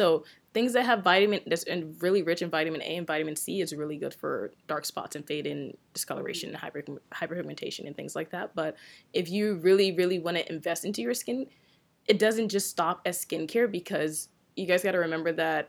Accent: Nigeria; So I'm Nigerian, and my tribe is Yoruba, which is the originate of my name as well, too

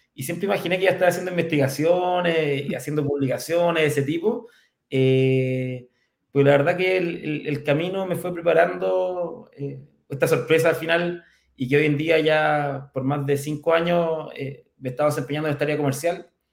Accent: Curicó, Maule, Chile; curicano, así que somos, somos de región. Eh, yo nací en Curicó ya el año 75

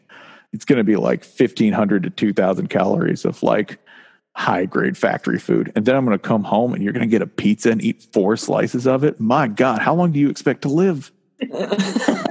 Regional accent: the South, United States; moved away; I'm from the South

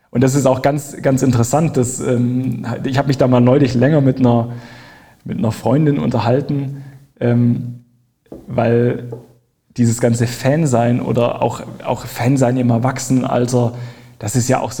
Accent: Baden-Württemberg, Germany; ich bin ja im Schwabenland aufgewachsen und da war eigentlich die, äh, gab es eigentlich keine Alternative zum VfB Stuttgart oder Bayern München.

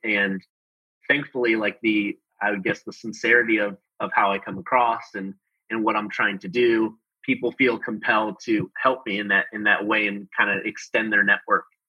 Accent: Chicago, Illinois, United States; moved away as an adult; also born or lived in Denver / Australia; now in Houston, United States; I actually grew up in Chicago. Um, I grew up in Chicago in the Midwest

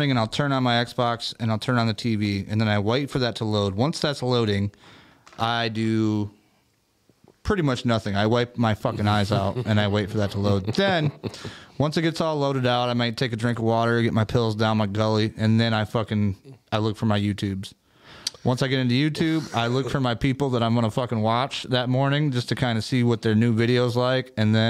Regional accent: Tunisia; I'm from Tunisia.

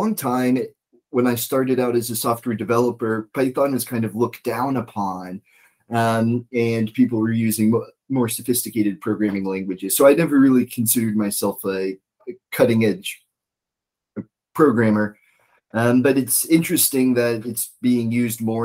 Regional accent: East Coast, United States; now in Washington State, United States; I'm from the East Coast

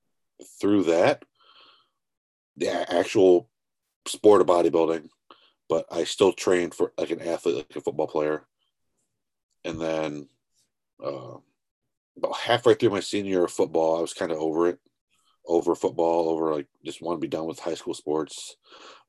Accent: Tiffin, Ohio, United States; I am from Ohio. Tiffin, more specifically, is kind of middle of nowhere.

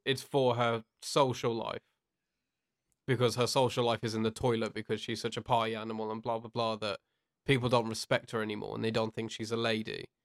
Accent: United Kingdom; from the U K

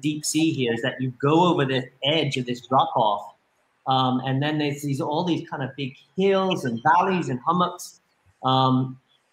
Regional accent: Spanish Wells, Bahamas; also born or lived in Eleuthera; up where I grew up in Spanish Wells

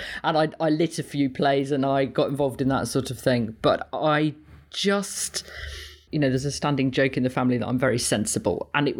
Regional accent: East Midlands, United Kingdom; I grew up in Leicestershire.

